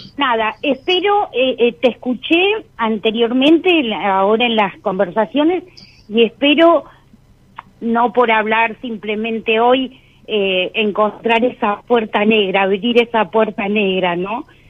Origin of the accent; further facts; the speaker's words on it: Patagonia, Argentina; soy de la Patagonia